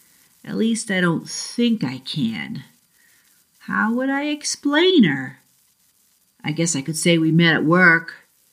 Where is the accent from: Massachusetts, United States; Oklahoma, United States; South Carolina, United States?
Massachusetts, United States; accent: Boston; And for those who know me, I'm from the South Shore of Boston, so I'll see if I can regain some of my New England accent.